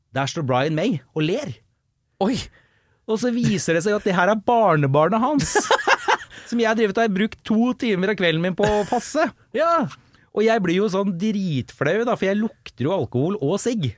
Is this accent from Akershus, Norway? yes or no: yes; Vestby, Akershus, Norway; på 2000-tallet i Follo, der jeg er fra Vestby